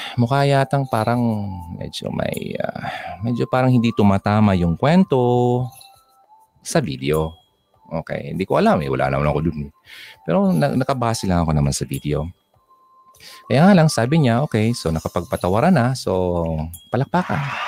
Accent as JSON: {"language": "Tagalog", "region": "Bicol Region", "country": "Philippines"}